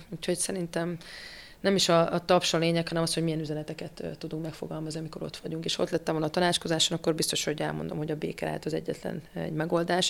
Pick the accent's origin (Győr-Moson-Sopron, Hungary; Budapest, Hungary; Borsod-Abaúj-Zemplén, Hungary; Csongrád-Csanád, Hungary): Borsod-Abaúj-Zemplén, Hungary; Miskolc; Én magam miskolci származású vagyok